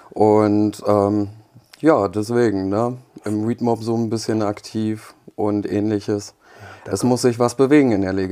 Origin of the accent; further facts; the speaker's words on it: Germany; also born or lived in Poland; Ich bin mit zwei Jahren nach Deutschland gekommen ähm, wir sind gebürtige Polen